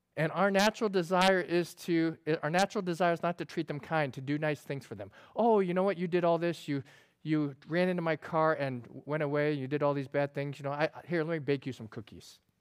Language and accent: English; upstate New York, United States; I grew up in New York and upstate New York, they have the Adirondacks